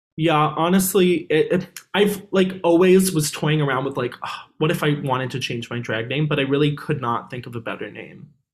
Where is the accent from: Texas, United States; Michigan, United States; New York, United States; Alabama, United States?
New York, United States; New York City; I'm actually from New York City